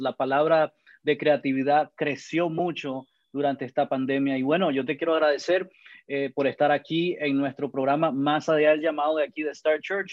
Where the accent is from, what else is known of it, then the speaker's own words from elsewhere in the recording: Managua, Nicaragua; now in Georgia, United States; soy de Nicaragua, de Managua